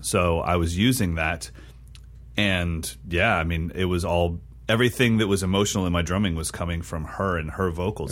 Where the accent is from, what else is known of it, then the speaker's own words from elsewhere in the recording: Sacramento, California, United States; moved away; Sacramento, which is my hometown